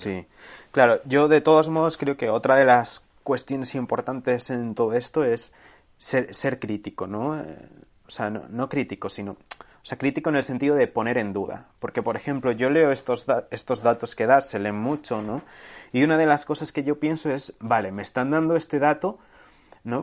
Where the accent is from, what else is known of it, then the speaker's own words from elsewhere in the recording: Segovia, Castile and León, Spain; mi pueblo de Segovia